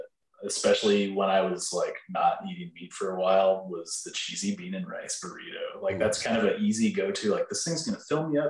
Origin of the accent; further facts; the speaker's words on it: Texas, United States; I'm from Texas